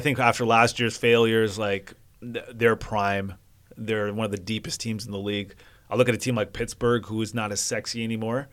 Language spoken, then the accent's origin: English; Vancouver, British Columbia, Canada; I'm from Vancouver